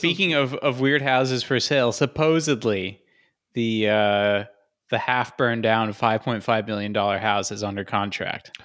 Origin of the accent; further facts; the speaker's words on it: United States; the stupid entitled American